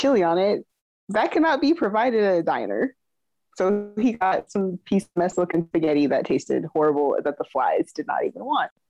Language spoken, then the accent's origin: English; California, United States; I'm from California.